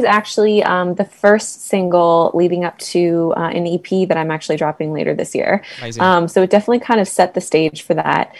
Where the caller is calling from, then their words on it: Toronto, Ontario, Canada; So I'm from Toronto right now.